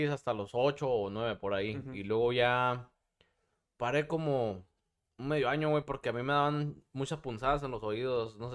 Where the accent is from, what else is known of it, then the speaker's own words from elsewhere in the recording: Puebla, Mexico; Eh, soy, de soy, de Puebla